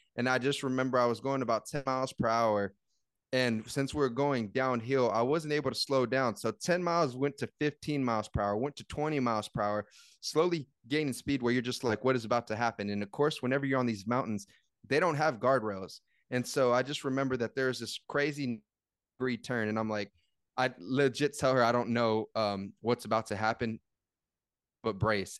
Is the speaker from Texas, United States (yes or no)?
yes; San Antonio, Texas, United States; I'm from San Antonio, and we have the hidden gems down here